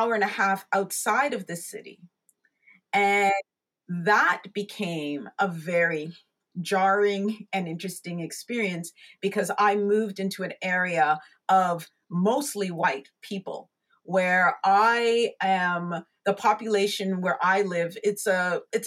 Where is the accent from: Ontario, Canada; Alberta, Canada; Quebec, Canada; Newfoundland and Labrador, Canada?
Ontario, Canada; Markham; also born or lived in United Kingdom; I was raised here in Canada. We came here when I was only about 3 years old